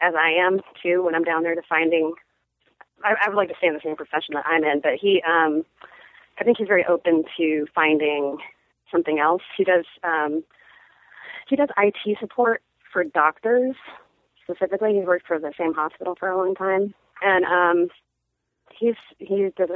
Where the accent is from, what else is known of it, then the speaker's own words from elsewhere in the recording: Seattle, Washington, United States; moved away as an adult; also born or lived in San Francisco / Austin; I grew up in Seattle